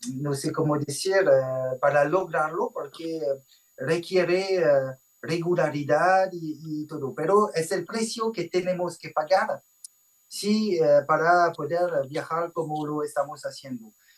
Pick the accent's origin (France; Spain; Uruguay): France; Spanish is a second language; nuestra casita en Francia y mm, nadie en la familia tiene raíces latinas, no hablábamos español